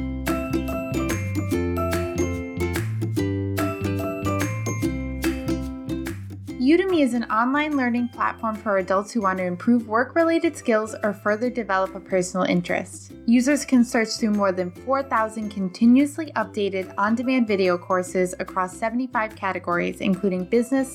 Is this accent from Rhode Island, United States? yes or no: yes; Rhode Island, United States; accent: thick Rhode Island regional accent; I have a pretty thick Rhode Island regional accent